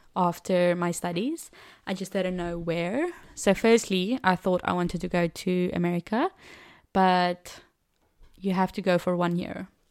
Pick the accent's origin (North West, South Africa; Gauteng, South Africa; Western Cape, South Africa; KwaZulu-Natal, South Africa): Western Cape, South Africa; Cape Town; first language Afrikaans; English is a second language; moved away as an adult; now in France; I grew up in Cape Town, uh, one of the mother city of South Africa, and I've lived there my whole life